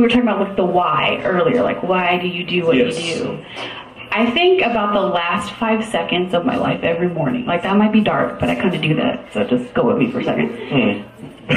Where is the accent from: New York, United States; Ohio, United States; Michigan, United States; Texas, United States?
Texas, United States; San Antonio; also born or lived in Austin, Texas; I moved from Austin back to San Antonio